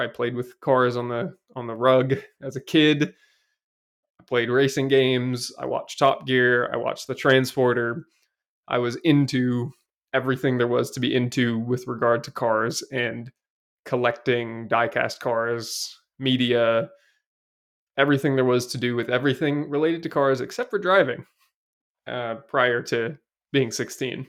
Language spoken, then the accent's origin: English; Seattle, Washington, United States; I grew up in Seattle, and I'm an only child